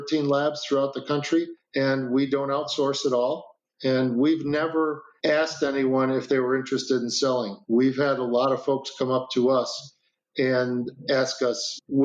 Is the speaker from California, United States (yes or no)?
no; Chicago, Illinois, United States; moved away; also born or lived in Minneapolis, Minnesota / Racine, Wisconsin; I'm from Chicago. I went to school in Minnesota